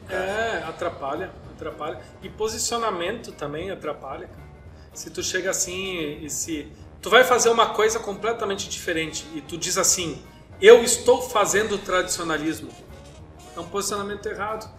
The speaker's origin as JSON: {"language": "Portuguese", "region": "South Region", "country": "Brazil", "said": "a gente é do Sul, mas a gente é brasileiro"}